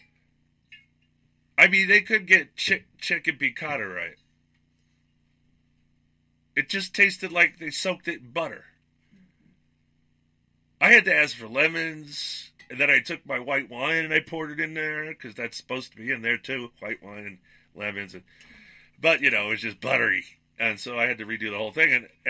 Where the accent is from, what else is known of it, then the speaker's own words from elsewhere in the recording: New York, United States; moved away as an adult; I grew up in New York at a time where food was at its peak